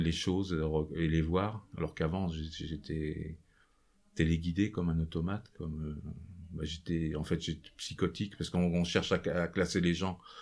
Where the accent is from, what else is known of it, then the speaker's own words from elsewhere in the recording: Nevers, Bourgogne-Franche-Comté, France; Je suis originaire de Nevers. J'ai passé mon enfance euh, sur cette région.